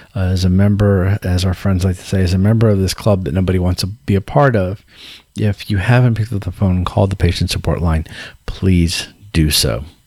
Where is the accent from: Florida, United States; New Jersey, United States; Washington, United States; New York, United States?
Florida, United States; Tampa; my hometown of Tampa, Florida